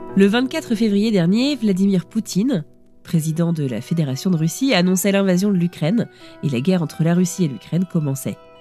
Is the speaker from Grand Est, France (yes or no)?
no; Brest, Brittany, France; je viens de Brest, en France